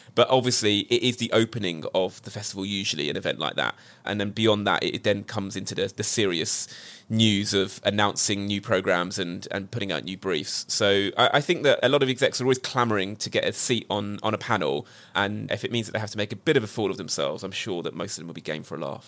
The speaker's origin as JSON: {"language": "English", "country": "United Kingdom", "said": "As a Brit"}